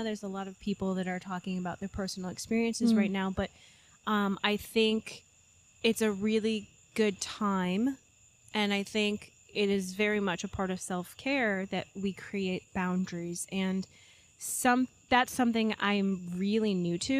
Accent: New York, United States; I am a New Yorker

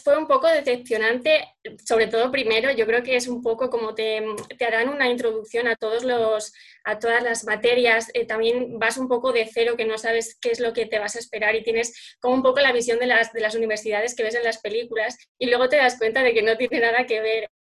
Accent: Salamanca, Castile and León, Spain; soy aquí de Salamanca

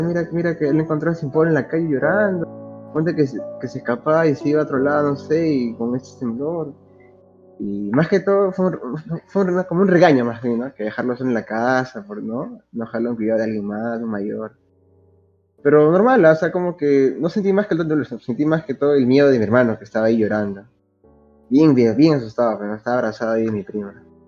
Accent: Lima, Peru; also born or lived in Santa Clara, Lima; yo nací en Lima, vivía en La Victoria, luego me fui a Santa Clara otra vez volví a Lima y ahora otra vez volví a Santa Clara

